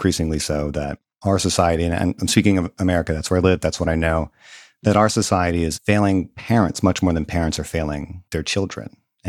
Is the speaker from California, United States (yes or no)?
no; Mississippi, United States; I was a pretty middle class kid growing up in Southern Mississippi.